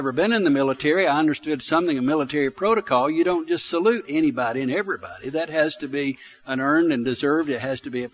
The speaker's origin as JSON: {"language": "English", "town": "Arab", "region": "Alabama", "country": "United States", "tie": "born or raised there", "said": "I grew up in Arab, Alabama. I grew up in the country."}